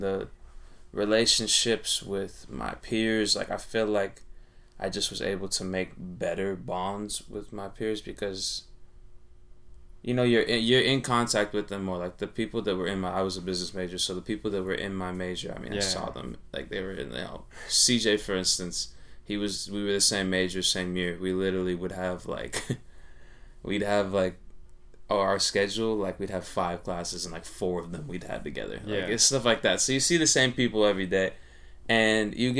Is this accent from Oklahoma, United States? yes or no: no; Southern California, United States; also born or lived in San Francisco Bay Area; I'm from SoCal.